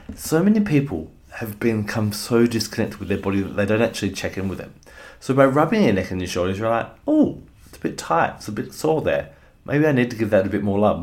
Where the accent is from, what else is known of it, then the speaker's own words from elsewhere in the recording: Australia; as an Australian